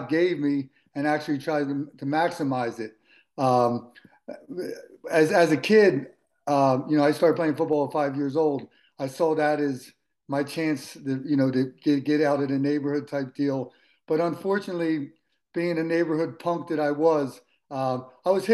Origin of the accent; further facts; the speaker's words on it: Philadelphia, Pennsylvania, United States; I grew up in Philadelphia